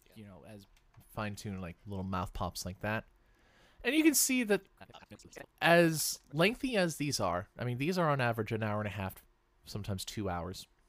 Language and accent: English; Seattle, Washington, United States; I'm from Seattle